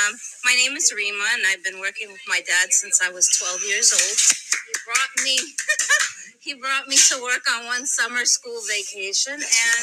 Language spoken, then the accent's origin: English; Kazakhstan; moved away; Originally, I was born in Kazakhstan.